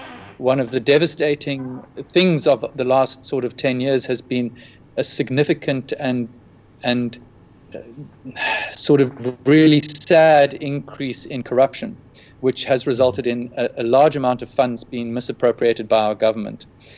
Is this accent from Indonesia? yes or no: no; South Africa; As in being a South African?